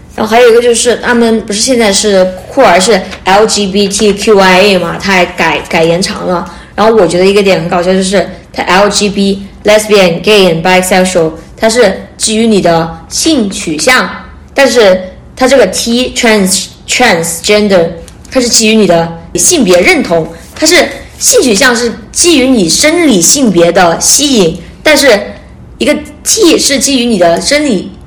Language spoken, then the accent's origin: Chinese; China; moved away as an adult; now in Canada; 我们来自 国内嘛